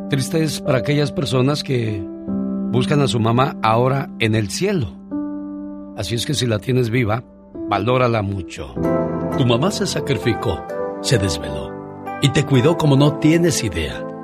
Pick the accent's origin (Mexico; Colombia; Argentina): Mexico; Las Jícamas, Guanajuato; Bien, gracias porque un día salí de las Jícamas, Guanajuato, pero